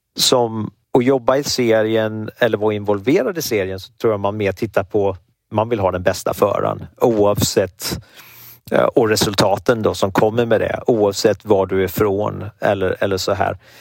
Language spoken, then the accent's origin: Swedish; Sweden; moved away as an adult; now in United States; som svensk